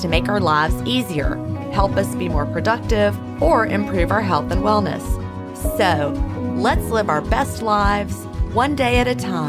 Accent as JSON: {"language": "English", "town": "Augusta", "region": "Georgia", "country": "United States", "tie": "born or raised there", "said": "I was born right here in Augusta, Georgia. We're on a river. It's very humid. It's hot."}